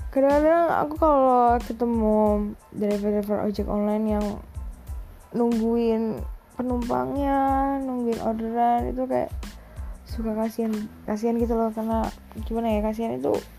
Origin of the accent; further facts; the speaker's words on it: Surabaya, East Java, Indonesia; aku anak Surabaya, bisa bahasa Jawa, tapi nggak sekental itu.